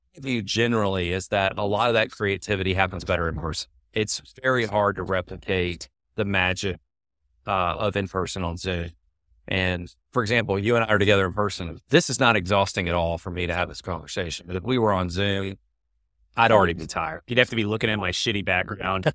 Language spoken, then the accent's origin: English; Birmingham, Alabama, United States; moved away as an adult; also born or lived in San Francisco; I decided to move from Birmingham, my hometown, to San Francisco